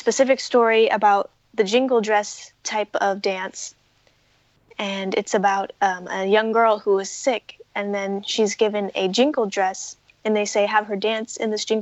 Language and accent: English; Muckleshoot Reservation, Washington, United States; I was born on the Muckleshoot Reservation